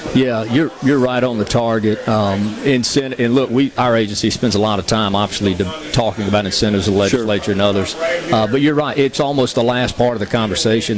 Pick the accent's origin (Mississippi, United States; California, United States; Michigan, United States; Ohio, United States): Mississippi, United States; Gulf Coast; I grew up on the Gulf Coast